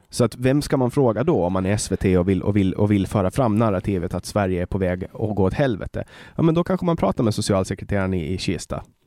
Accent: Åland Islands; moved away as an adult; now in Sweden; på Åland, eh, där jag kommer ifrån

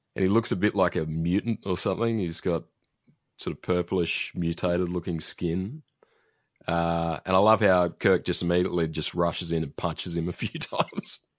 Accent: Australia; an Australian

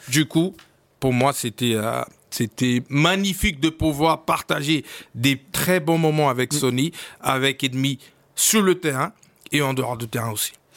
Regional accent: Rio de Janeiro, Brazil; French is a second language; moved away as an adult; je viens de Brésil. Je oui. Brésil, à Rio

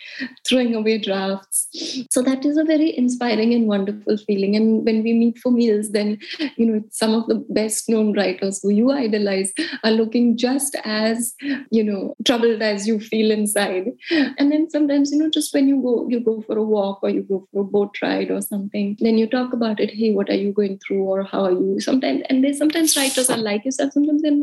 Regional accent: India; moved away as an adult; also born or lived in United States / Mumbai; I grew up in India

